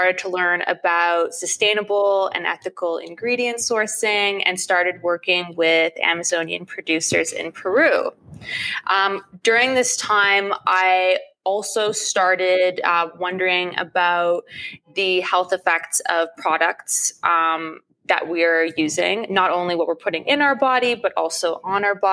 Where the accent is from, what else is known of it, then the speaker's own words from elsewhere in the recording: Ottawa, Ontario, Canada; moved away as an adult; now in Toronto, Canada; I grew up in Ottawa, which is the capital city of Canada.